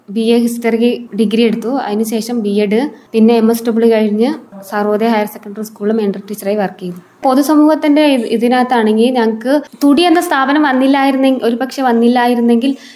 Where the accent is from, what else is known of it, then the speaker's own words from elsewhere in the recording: Nellikkal colony, Kerala, India; also born or lived in Kalady / Palakkad; വെളിയെ നെല്ലിക്കൽ കോളനിയിൽ നിന്നാണ് വരുന്നത്